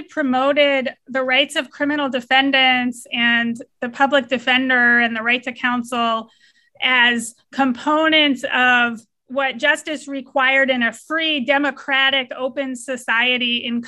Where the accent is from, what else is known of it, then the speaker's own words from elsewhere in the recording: Atlanta, Georgia, United States; also born or lived in Stanford; I wasn't alive yet in 1968, but I grew up in Atlanta, Georgia, and went to Princeton University undergrad, and then went out to Stanford